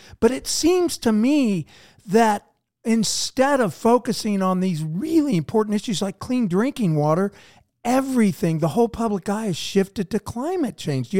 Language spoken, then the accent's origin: English; the Ozarks, United States; We grew up in the Ozarks. It's a beautiful area.